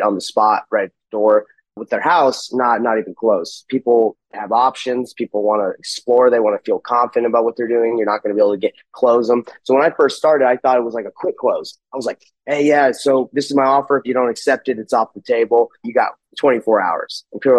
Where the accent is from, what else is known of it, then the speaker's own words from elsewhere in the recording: Salt Lake City, Utah, United States; I'm from Salt Lake City, Utah.